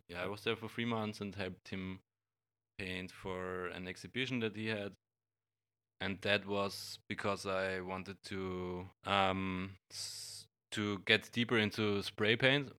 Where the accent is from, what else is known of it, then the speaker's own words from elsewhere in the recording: Graz, Styria, Austria; in my hometown in Graz